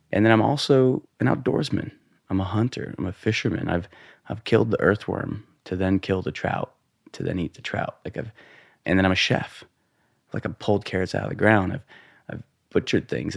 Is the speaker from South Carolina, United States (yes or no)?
no; Montana, United States; growing up in Montana, um, you know, boys' locker room, being the brown kid